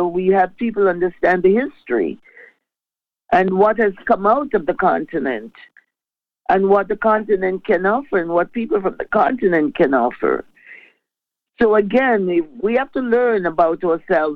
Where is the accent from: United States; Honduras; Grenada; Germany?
Grenada; moved away as an adult; now in Toronto, Canada; I was raised and the way that I grew up in the Grenada sense